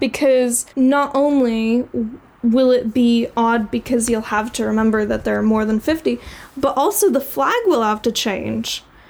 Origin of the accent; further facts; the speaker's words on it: United States; As an American, it's going to be very strange.